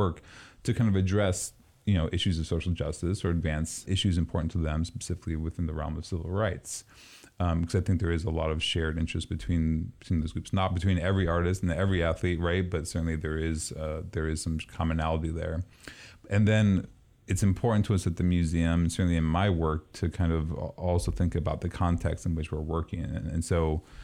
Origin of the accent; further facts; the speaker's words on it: East Coast, United States; moved away; Growing up on the East Coast